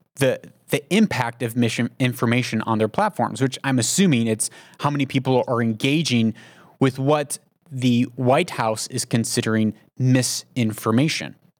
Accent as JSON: {"language": "English", "country": "United States", "moved": "yes", "said": "I'm an American, but I live outside of the United States"}